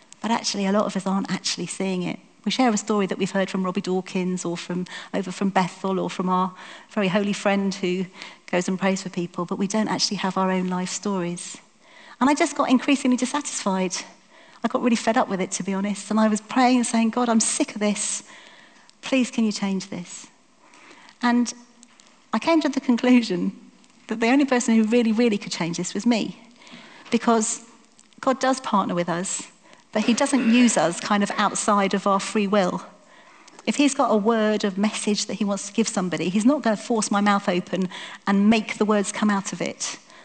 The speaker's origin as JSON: {"language": "English", "country": "United Kingdom", "said": "We're British"}